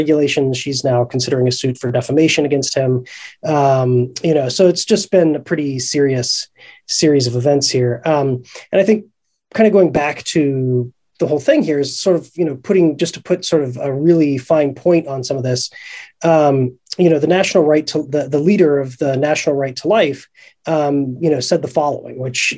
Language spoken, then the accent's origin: English; Ohio, United States; my home state that I hail from, which is Ohio